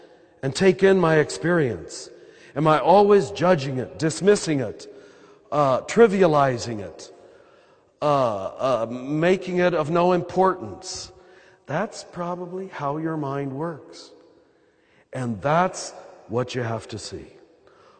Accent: United States; accent: American; my American accent

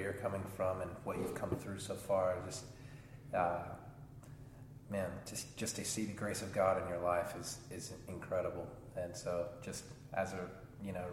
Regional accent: Atlanta, Georgia, United States; moved away as an adult; also born or lived in Seattle / Reno; I'm from Atlanta, lived out here in Seattle for a year and some change

